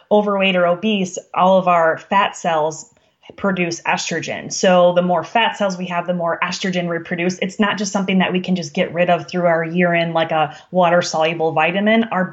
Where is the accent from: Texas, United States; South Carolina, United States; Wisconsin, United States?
Wisconsin, United States; I'm from Wisconsin